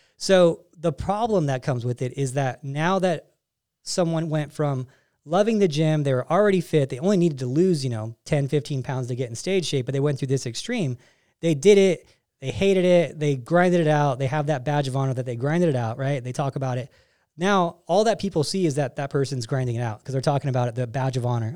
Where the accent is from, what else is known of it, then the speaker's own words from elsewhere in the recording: California, United States; moved away as an adult; also born or lived in Denver; I'm from California, you know, the concrete jungle